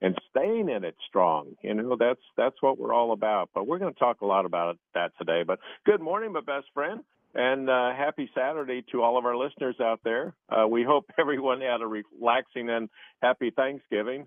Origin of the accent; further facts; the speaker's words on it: Ohio, United States; the little town I grew up in Ohio